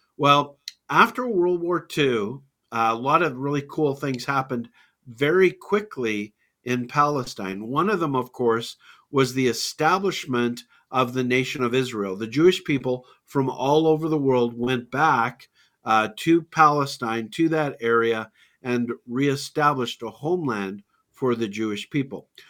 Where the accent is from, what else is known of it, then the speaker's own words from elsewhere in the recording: Calgary, Alberta, Canada; a university student at the University of Calgary, uh, in my hometown